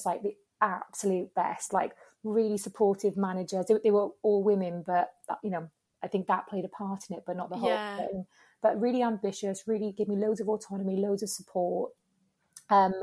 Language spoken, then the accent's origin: English; Wales, United Kingdom; moved away as an adult; also born or lived in Spain; I'm Welsh as well